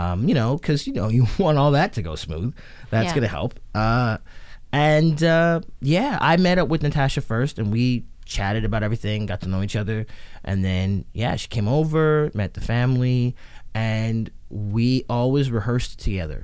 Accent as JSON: {"language": "English", "country": "Trinidad & Tobago", "said": "we're Trinidadian"}